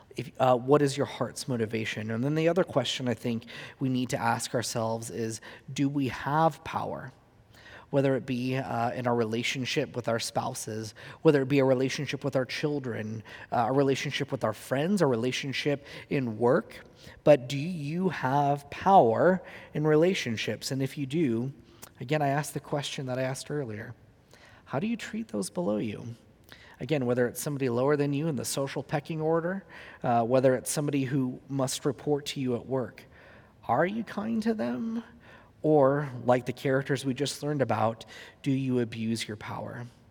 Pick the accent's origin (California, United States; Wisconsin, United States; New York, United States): California, United States; Huntington Beach; in my hometown where I grew up, he does a lot of his evangelism on the pier in Huntington Beach, California